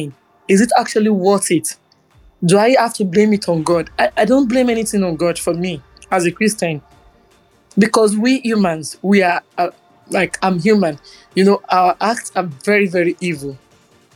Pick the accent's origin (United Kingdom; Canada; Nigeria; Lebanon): Nigeria; as a Nigerian